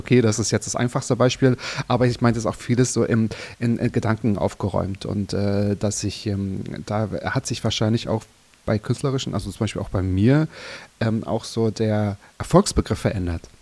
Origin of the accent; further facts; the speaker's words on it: Mecklenburg-Vorpommern, Germany; now in Berlin, Germany; in Mecklenburg-Vorpommern. Genau. Ähm, mein Heimatbundesland